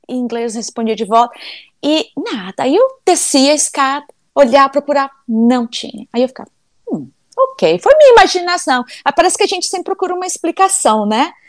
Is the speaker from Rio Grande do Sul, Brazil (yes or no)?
no; Brasília, Federal District, Brazil; now in United States; Eu sou nascida em Brasília, sou de Brasília. Então a gente cresceu ali na rua, numa cidade satélite